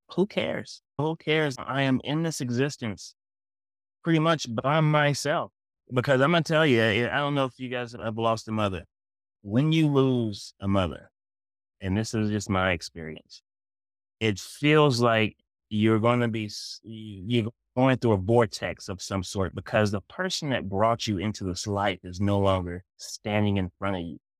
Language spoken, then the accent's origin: English; Kingsport, Tennessee, United States; moved away; also born or lived in Massachusetts; I'm from Kingsport